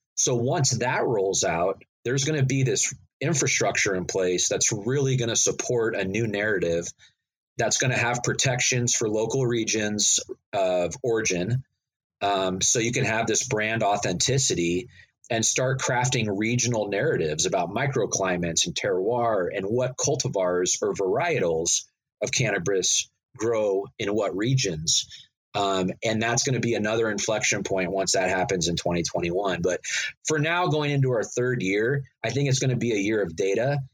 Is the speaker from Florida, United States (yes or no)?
no; Northern California, United States; growing up in Northern California, that's just part of our culture here